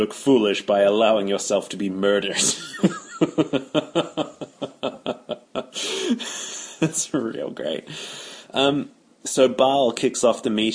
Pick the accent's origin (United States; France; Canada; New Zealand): New Zealand; being a New Zealander